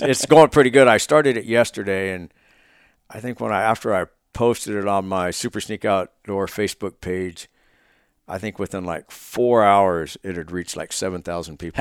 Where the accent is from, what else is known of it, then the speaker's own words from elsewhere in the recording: Oregon, United States; moved away; Oregon for my late s, back my hometown